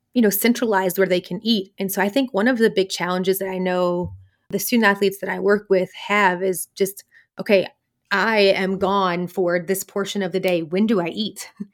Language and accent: English; the South, United States; So I grew up in, in the U S, I grew up in the South